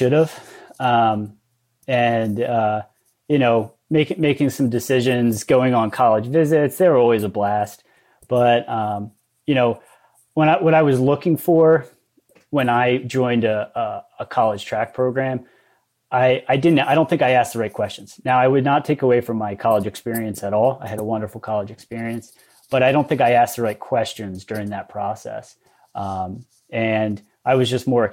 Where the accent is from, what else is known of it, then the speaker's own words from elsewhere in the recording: Lancaster County, Pennsylvania, United States; I grew up in Lancaster County